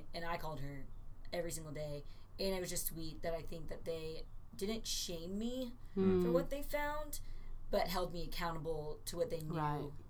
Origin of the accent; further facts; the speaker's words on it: California, United States; now in Texas, United States; I would almost argue that everything was more Christian because I came from California to Texas.